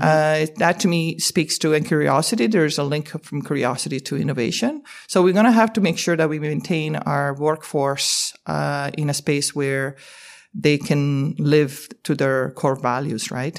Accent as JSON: {"language": "English", "country": "Canada", "said": "as a Canadian"}